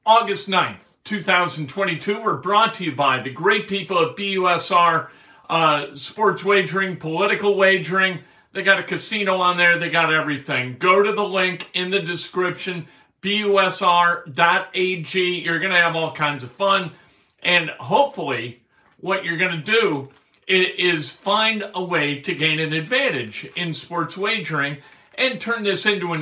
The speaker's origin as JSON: {"language": "English", "town": "Chicago", "region": "Illinois", "country": "United States", "tie": "born or raised there", "moved": "yes", "lives_now": "Indiana, United States", "said": "I grew up in Chicago, still have a lot of friends in Chicago."}